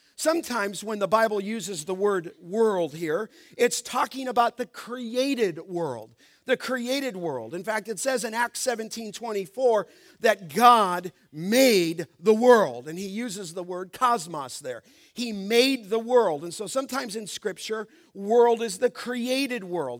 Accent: Los Angeles, California, United States; When I was a young boy growing up in Los Angeles

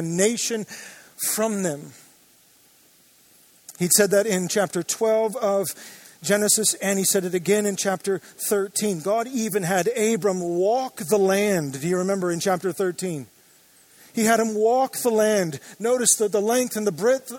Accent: Joshua Tree, California, United States; now in Orange County, United States; I grew up in the Joshua Tree area

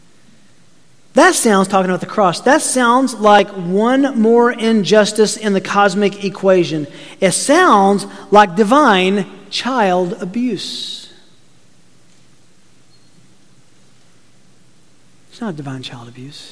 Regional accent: Tennessee, United States; I grew up in Tennessee

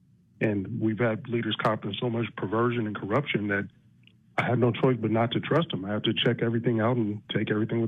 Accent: United States; as an American

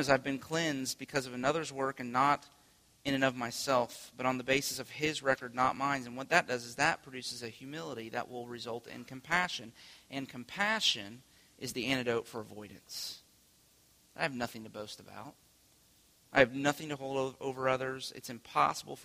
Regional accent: United States; the way that we live our lives as American people

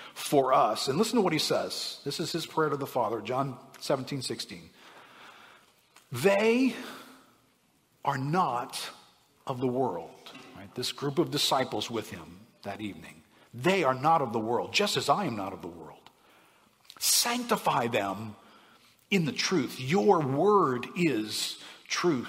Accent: New Orleans, Louisiana, United States; I grew up in New Orleans here

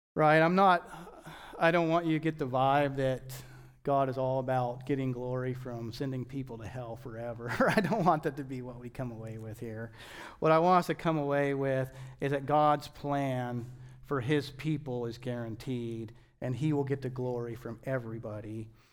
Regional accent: United States; as American Christians

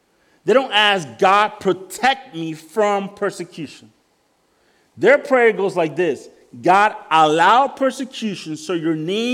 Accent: El Salvador; moved away; I come from El Salvador.

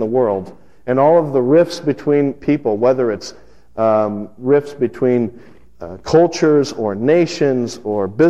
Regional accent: Las Vegas, Nevada, United States; moved away; the church I grew up in out in Las Vegas

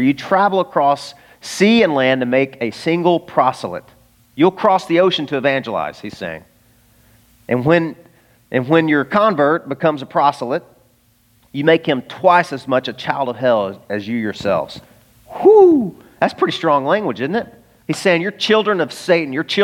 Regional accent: Arkansas, United States; I was growing up in Arkansas, the buckle of the Bible Belt

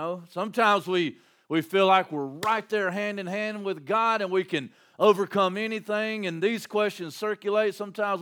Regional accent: Landrum, South Carolina, United States; my hometown, Landrum

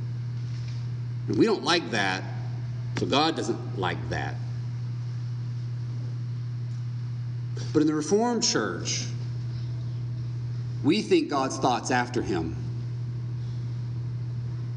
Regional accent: United States; we are Americans.

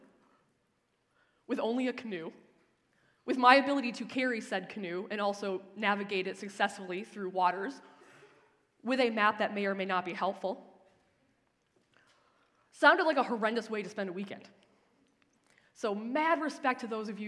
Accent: Lake Michigan, Midwest, United States; moved away as an adult; now in Ontario, Canada; I grew up on the shores of Lake Michigan

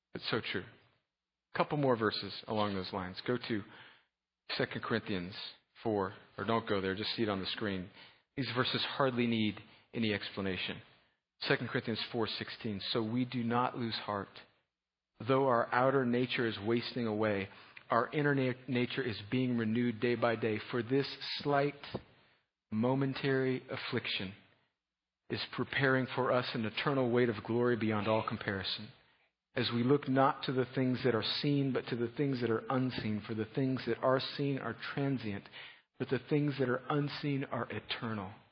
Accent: Southern California, United States; I'm from Southern California

